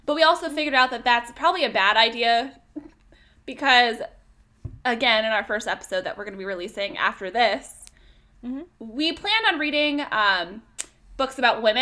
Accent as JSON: {"language": "English", "region": "upstate New York", "country": "United States", "also_born_or_lived": "Vermont", "moved": "as an adult", "said": "we are from upstate New York. It's about 40 minutes from the Canadian border"}